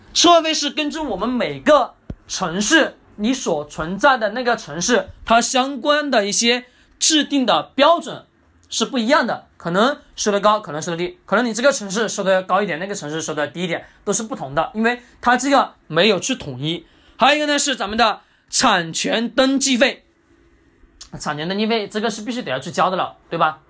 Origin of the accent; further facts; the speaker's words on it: China; 我们中国人